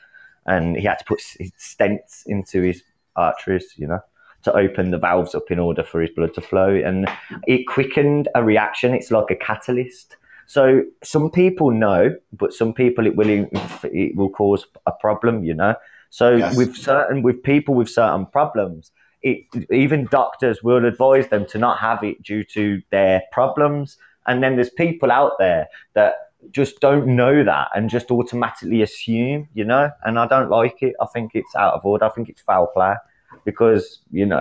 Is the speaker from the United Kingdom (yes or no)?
yes; England, United Kingdom; I'm from England